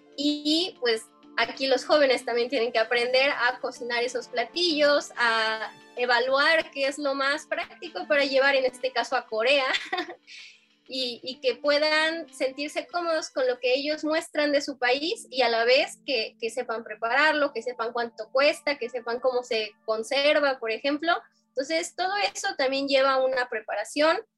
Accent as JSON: {"language": "Spanish", "country": "Mexico", "said": "lo que somos los mexicanos"}